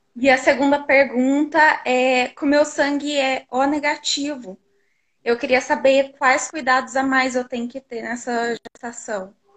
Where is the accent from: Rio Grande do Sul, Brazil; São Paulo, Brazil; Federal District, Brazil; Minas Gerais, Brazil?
Minas Gerais, Brazil; Poços de Caldas; Eu sou de Poços de Caldas, Minas Gerais